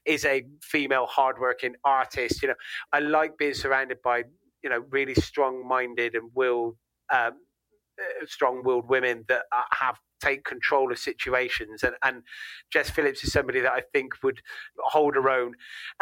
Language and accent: English; Gloucester, South West England, United Kingdom; I'm from Gloucester